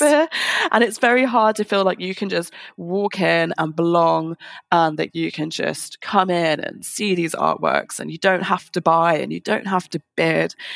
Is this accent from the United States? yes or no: no; London, United Kingdom; I'm from London, lived in London my whole life